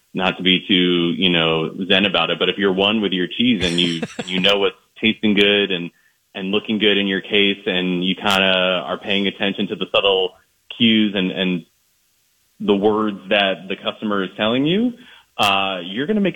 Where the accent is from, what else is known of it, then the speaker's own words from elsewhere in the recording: East Coast, United States; now in Minnesota, United States; I'm not from Minnesota originally. I'm from the East Coast.